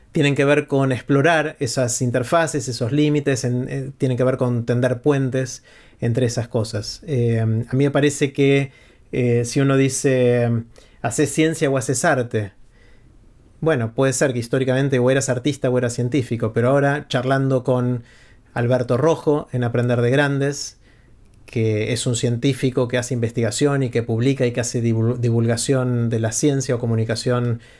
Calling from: Buenos Aires, Argentina; de la Ciudad Autónoma de Buenos Aires.

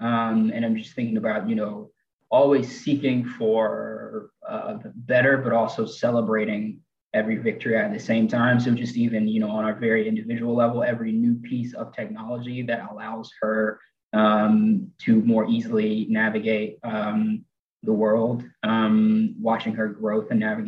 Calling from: Chattanooga, Tennessee, United States; And I'm joining from Chattanooga, Tennessee.

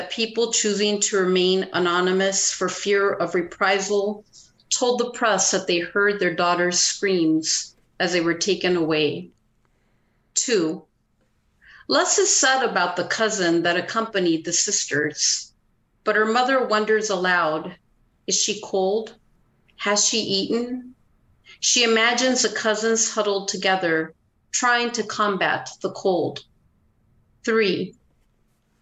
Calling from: Ashland, Oregon, United States; I'm calling from Ashland, Oregon

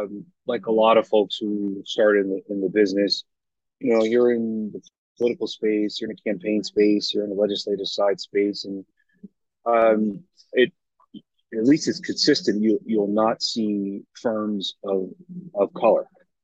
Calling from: Harrisburg, Pennsylvania, United States; I am calling in from the Amtrak train station in Harrisburg, Pennsylvania.

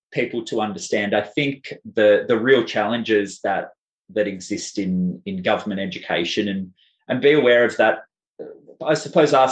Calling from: Victoria, Australia; Um, I'm speaking from Boonwurrung country.

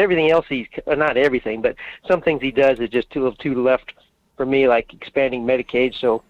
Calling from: Fairbanks, Alaska, United States; in Fairbanks.

